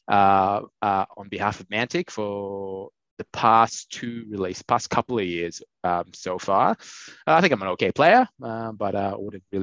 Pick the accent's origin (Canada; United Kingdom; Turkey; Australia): Australia; Melbourne, Victoria; I'm from Melbourne, Australia.